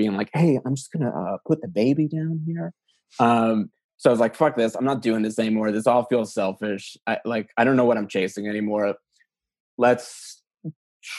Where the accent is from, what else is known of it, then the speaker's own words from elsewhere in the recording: New York, United States; moved away as an adult; also born or lived in Wisconsin; now in Los Angeles, United States; I was from New York